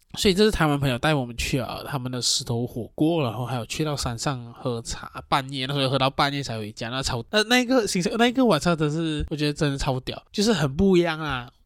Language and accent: Chinese; Johor, Malaysia; moved away; 罗佛就是我自，的，我的老家